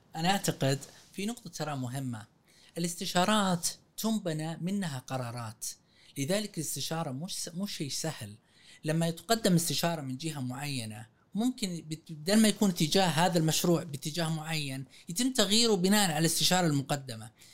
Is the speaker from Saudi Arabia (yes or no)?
yes; Saudi Arabia; احنا سعوديين